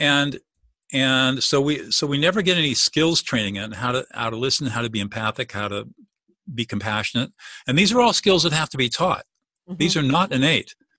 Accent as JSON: {"language": "English", "region": "Southern California", "country": "United States", "tie": "born or raised there", "said": "I grew up in Southern California"}